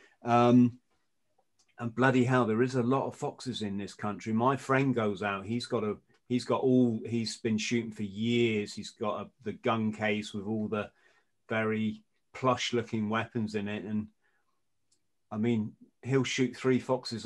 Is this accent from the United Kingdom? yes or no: yes; England, United Kingdom; as an Englishman